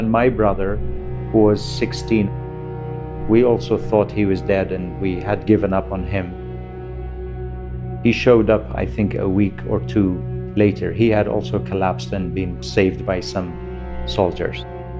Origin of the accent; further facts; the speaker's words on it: Halabja, Halabja Governorate, Iraq; My hometown where I was born, and I was 9 years old when this happened. I was not in Halabja myself that day